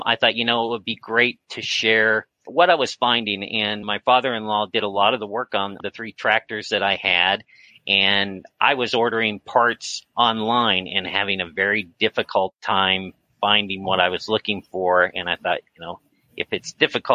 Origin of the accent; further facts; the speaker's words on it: Kansas, United States; moved away as an adult; also born or lived in Missouri / Minnesota; we're now in Kansas, born and raised here in Kansas